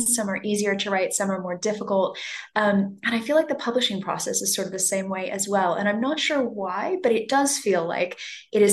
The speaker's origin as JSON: {"language": "English", "town": "Los Angeles", "region": "California", "country": "United States", "tie": "born or raised there", "accent": "American", "moved": "as an adult", "lives_now": "London, United Kingdom", "said": "I was born and raised in Los Angeles"}